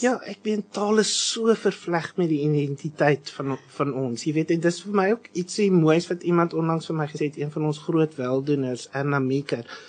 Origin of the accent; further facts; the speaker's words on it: Western Cape, South Africa; waar ek vandaan kom wat nou hy net oor die bult uit die noordelike voorstede is